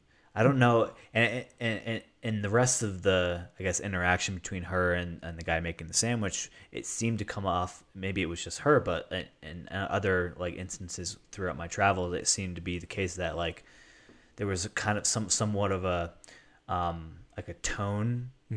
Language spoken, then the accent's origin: English; Colorado, United States; And the guy was like, "Weird, I've never heard your accent before. Where are you from?" And I was like, "Colorado."